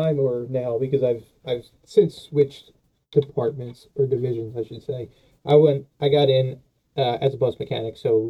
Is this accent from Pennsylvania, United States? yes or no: yes; Philadelphia, Pennsylvania, United States; accent: Philly; I'm from Philadelphia, PA, you know, the city of brotherly love and full of hatred.